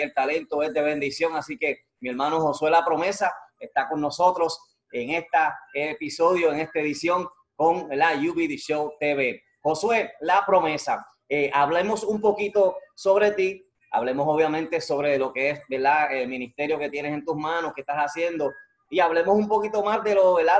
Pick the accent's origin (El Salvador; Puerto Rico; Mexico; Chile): Puerto Rico; Yo soy de Calle, y del medio, del centro, Calle, bonito.